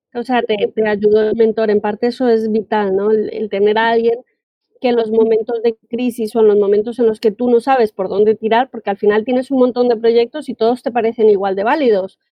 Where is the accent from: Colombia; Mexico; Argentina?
Colombia; now in Spain; yo soy colombiana, vivo en España